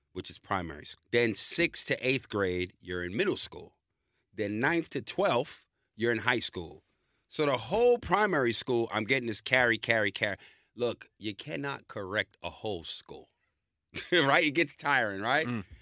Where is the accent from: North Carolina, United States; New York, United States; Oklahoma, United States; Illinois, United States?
New York, United States; New York City; moved away as an adult; now in Australia; I'm born in New York in the Bronx